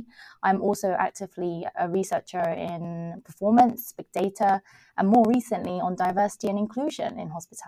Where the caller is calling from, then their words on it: Guildford, South East England, United Kingdom; I'm actually in my office in Guildford. So the University of Surrey situates in Guildford, a lovely place in Surrey, of course.